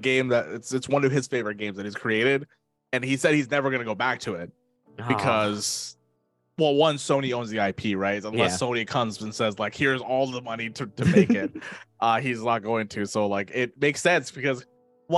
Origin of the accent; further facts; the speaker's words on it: Canada; I'm a person from Canada, from the great white north up here.